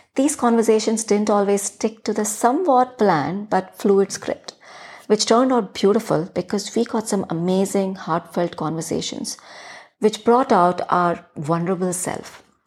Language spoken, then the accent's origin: English; Chhattisgarh, India; accent: thick Hindi influenced; first language Hindi; English is a second language; this almost Chhattisgarhi girl